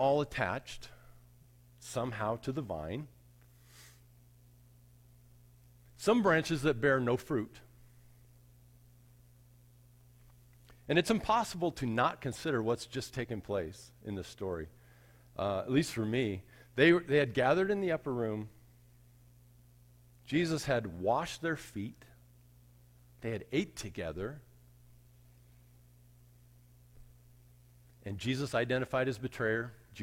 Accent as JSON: {"language": "English", "town": "Arvada", "region": "Colorado", "country": "United States", "tie": "born or raised there", "said": "When I was a kid, I grew up in Arvada"}